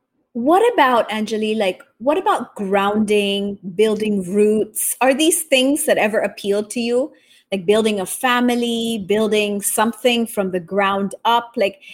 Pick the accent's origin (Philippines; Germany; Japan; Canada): Japan; also born or lived in Taiwan; I was born in Taiwan, raised in Japan.